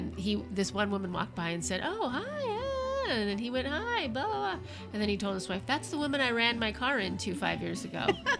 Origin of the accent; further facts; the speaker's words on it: Seattle, Washington, United States; we're from Seattle, the States.